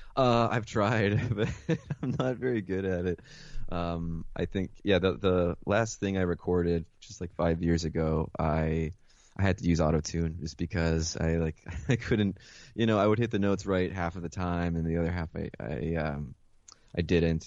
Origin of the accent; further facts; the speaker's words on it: Mount Vernon, New York, United States; also born or lived in Caracas, Venezuela / Philadelphia; I was born in Caracas, Venezuela. Um, my mother was American, my father is, uh, Venezuelan. And, um, yeah, I was born and raised there until I was eight. And then I moved, uh, with my mother to Mount Vernon